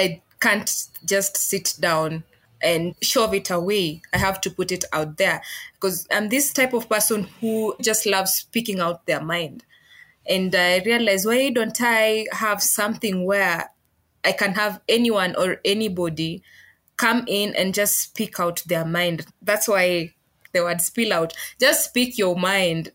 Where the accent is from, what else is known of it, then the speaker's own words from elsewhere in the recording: western Kenya, Vihiga County, Kenya; I come from the western side of Kenya. Yeah. I'm from Vihiga County